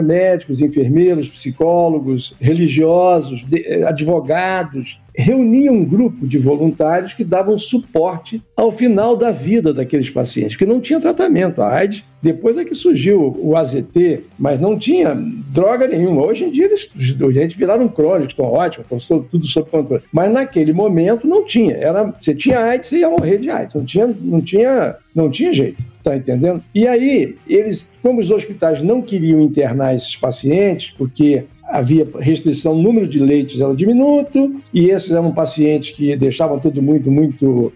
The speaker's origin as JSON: {"language": "Portuguese", "region": "Rio de Janeiro", "country": "Brazil", "tie": "born or raised there", "also_born_or_lived": "Caicó, Rio Grande do Norte", "said": "eu nasci no Rio Grande do Norte, em Caicó. Eu sou médico formado aqui no Rio de Janeiro é, onde eu vivo, onde eu construí a minha família, meus filhos, enfim. É, eu estudei medicina aqui na Universidade Federal Fluminense. Meus pais vieram, migraram para o Rio de Janeiro quando eu era muito pequeno. Eu tinha cinco anos de idade"}